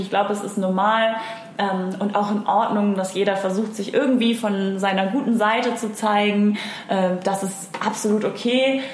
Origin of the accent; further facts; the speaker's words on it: Hamburg, Germany; ich bin Hamburger deren durch und durch und liebe das hier